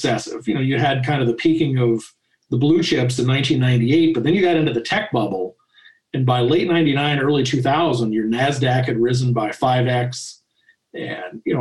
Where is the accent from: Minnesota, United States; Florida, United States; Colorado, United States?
Colorado, United States; Denver; also born or lived in Kansas City; I was born in 1968 in Kansas City. I really grew up in Denver